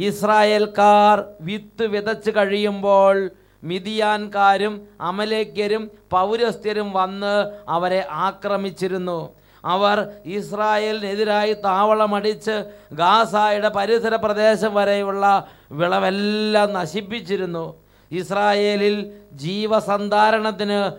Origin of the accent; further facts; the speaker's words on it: Vayalur, Kerala, India; ഞാൻ വയലൂരിൽ നിന്ന് വരുന്നു